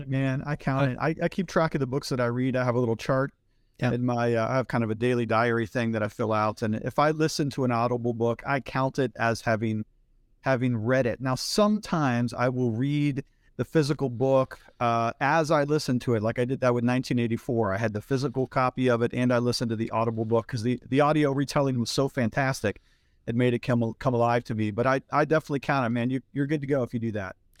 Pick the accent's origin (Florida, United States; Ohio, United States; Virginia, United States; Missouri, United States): Ohio, United States; Northeast; now in Pittsburgh, United States; I grew up in Northeast Ohio and I was raised in the church